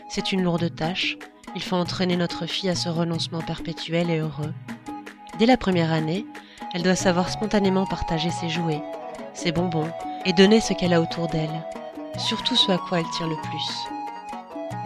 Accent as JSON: {"language": "French", "country": "Belgium", "said": "Je suis belge"}